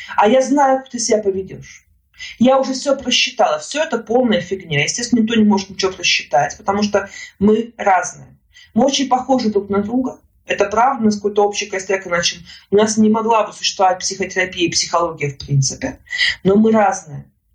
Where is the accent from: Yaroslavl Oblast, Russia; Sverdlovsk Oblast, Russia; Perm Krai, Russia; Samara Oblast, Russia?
Yaroslavl Oblast, Russia; Yaroslavl; moved away as an adult; now in Moscow, Russia; я жила до этого времени в Ярославле